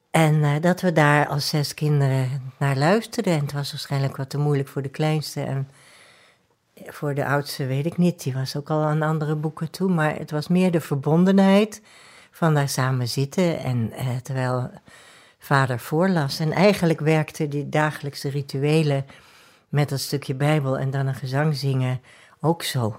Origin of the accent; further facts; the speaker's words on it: Amsterdam, North Holland, Netherlands; also born or lived in The Hague, Netherlands; now in Antwerp, Belgium; Maar ik ben geboren in Nederland, in Den Haag. Dicht bij de Noordzee, maar daar weet ik niks meer van. Want toen ik twee jaar was, verhuisden wij naar Amsterdam